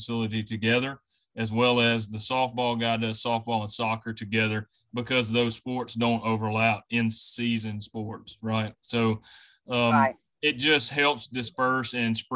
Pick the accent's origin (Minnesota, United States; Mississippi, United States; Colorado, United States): Mississippi, United States; Belzoni; also born or lived in Starkville, Mississippi; I'm originally from Belzona, Mississippi, which is over in the Delta.